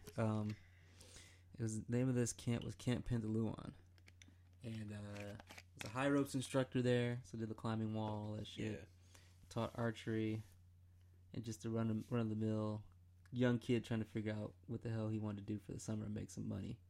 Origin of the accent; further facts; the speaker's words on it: Michigan, United States; now in Columbia, United States; I'm from Michigan